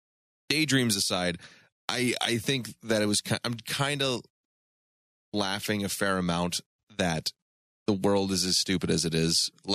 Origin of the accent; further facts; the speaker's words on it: Florida, United States; I hail from Florida.